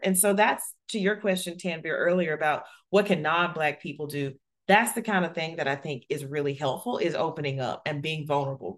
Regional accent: Alabama, United States; I grew up in Alabama in the, you know, early eighties

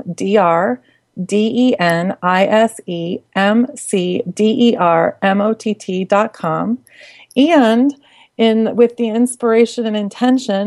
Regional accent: Midwest, United States; I grew up in the Midwest

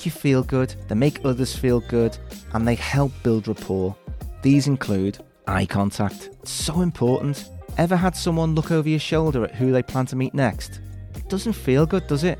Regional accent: Liverpool, North West England, United Kingdom; my hometown of Liverpool

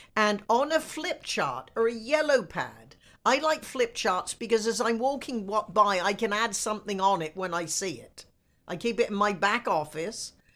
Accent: United States; I am an American

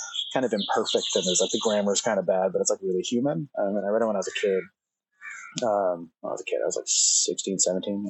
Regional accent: New Jersey, United States; moved away as an adult; also born or lived in New York City; now in Oregon, United States; I grew up in Jersey

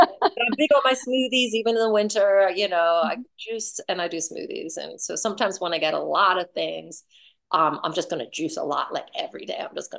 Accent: Philadelphia, Pennsylvania, United States

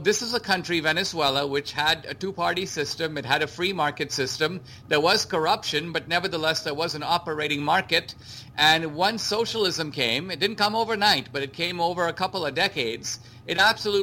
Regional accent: India; moved away; I grew up in India under socialism

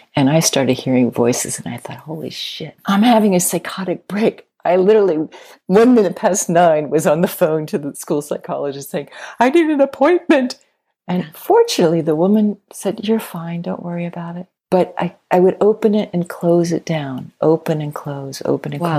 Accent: Midwest, United States; I grew up in the Midwest

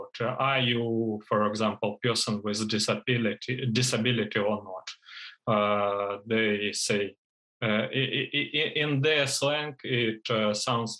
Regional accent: Donetsk, Donetsk Oblast, Ukraine; moved away as an adult; now in Poland; my hometown city, Donetsk City

